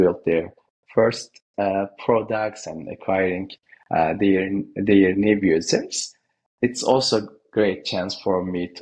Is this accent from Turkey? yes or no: yes; Konya, Turkey; moved away as an adult; also born or lived in Denizli, Turkey / United States / Boston; now in London, United Kingdom; I was born in Denizli, and I was raised in Konya